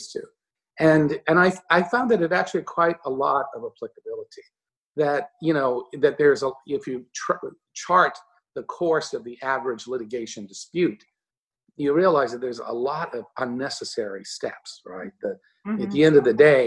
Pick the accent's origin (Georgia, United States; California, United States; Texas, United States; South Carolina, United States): Texas, United States; moved away as an adult; also born or lived in Chicago; now in New York, United States; I grew up in Texas